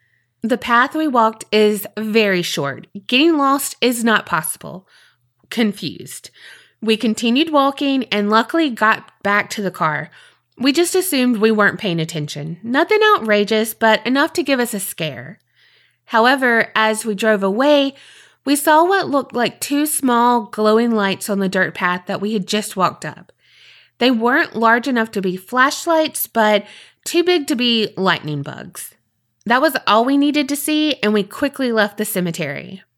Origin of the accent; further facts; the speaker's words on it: Ohio, United States; the paranormal activity is directly related to a crime committed near my hometown. So picture it. Egypt Valley, Ohio, September 2010. It's a rural wildlife area in eastern Ohio, close-ish to the western Virginia border.